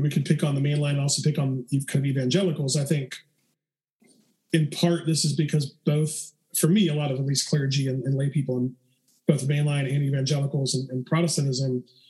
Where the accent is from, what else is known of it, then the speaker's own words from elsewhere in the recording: the South, United States; growing up in the South